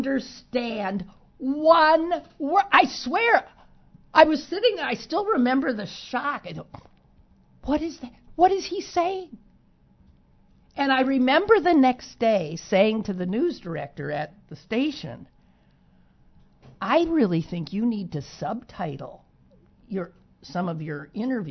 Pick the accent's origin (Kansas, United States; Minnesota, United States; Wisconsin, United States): Wisconsin, United States; I'm from Wisconsin. This was a doozy.